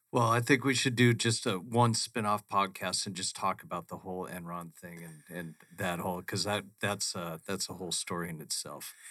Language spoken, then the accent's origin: English; Phoenix, Arizona, United States; growing up in Phoenix, we are on a grid system